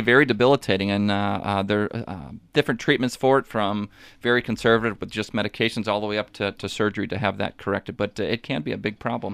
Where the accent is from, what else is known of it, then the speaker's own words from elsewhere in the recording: Washington, Missouri, United States; also born or lived in San Antonio / Fort Leonard Wood; I grew up, uh, uh, kind of in the local area. I'm from Washington, Missouri originally